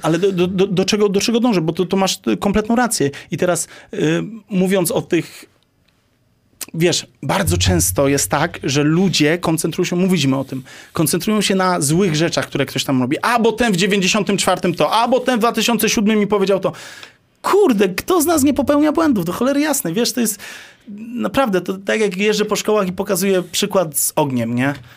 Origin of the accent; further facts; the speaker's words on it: Lesser Poland, Poland; ja jestem z Małopolski.